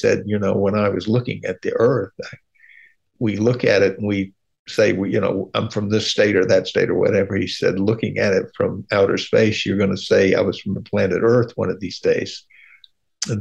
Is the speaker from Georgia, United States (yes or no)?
yes; Atlanta, Georgia, United States; I grew up in Atlanta